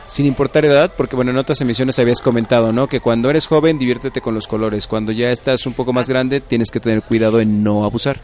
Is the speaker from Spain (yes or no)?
no; Mexico; los mexicanos